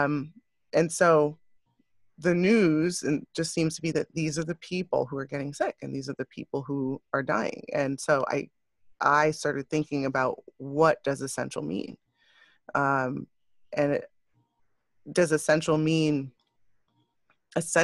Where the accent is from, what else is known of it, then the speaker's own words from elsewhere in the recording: New York, United States; also born or lived in Westchester / The Bronx; being a New Yorker, you know, born and raised in New York, in Westchester and around in the Bronx